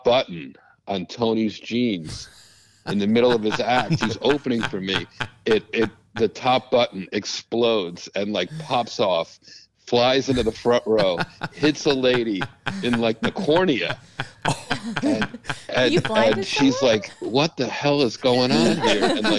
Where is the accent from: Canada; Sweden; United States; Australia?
Canada; I was from Canada, so he'll like this.